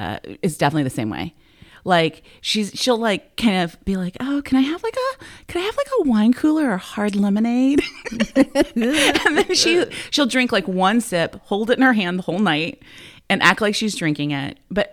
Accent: Hopewell, Virginia, United States; I grew up in Hopewell, Virginia.

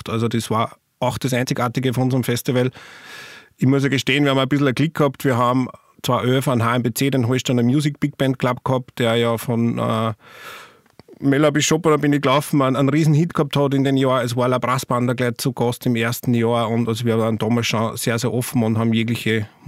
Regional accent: St. Martin im Innkreis, Upper Austria, Austria; angefangen hat es eigentlich mit einer Probenwoche von der Blaskapelle Machlast in meinem Heimatort in St. Martin im Innkreis.

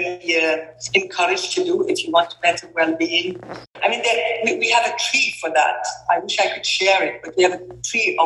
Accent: Kuwait; I am from Kuwait, and I'm a mother of four amazing girls.

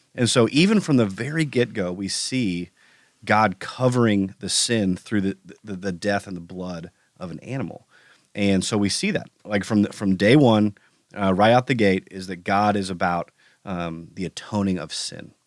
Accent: United States; as an American

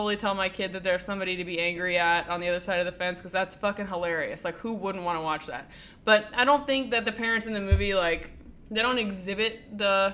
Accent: United States; growing up in America

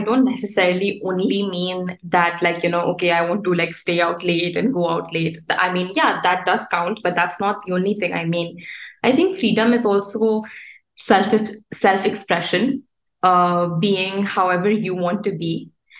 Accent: Dubai, United Arab Emirates; also born or lived in India; Like even though I am Indian and I'm from India, I would say that Dubai is my home. I've grown up here, I've gone to school here.

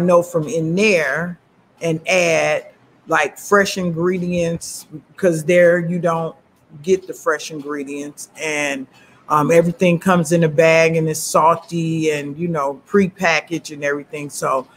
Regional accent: United States; also born or lived in Chicago, Illinois / Flint, Michigan / Ypsilanti, Michigan; I was born in Chicago, Illinois, and I was raised between Chicago and Flint, Michigan

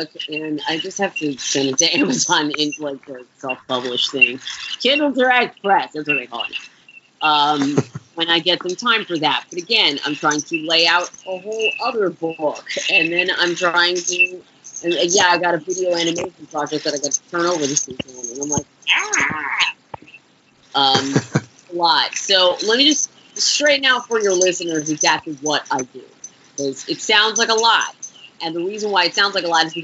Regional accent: Orlando, Florida, United States; also born or lived in Bronx, New York; where that's where I grew up, Orlando, Florida.

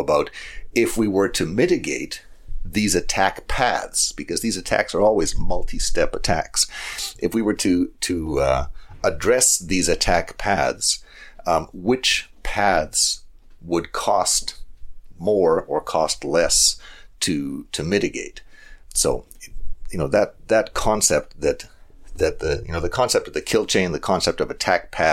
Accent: Calgary, Alberta, Canada; here in Calgary, my hometown

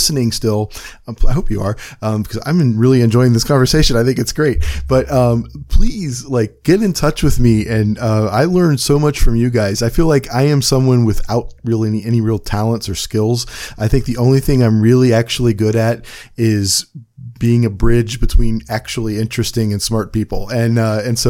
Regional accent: Cleveland, Ohio, United States; I'm from Cleveland and I mispronounce everything. We have the worst accent in the world

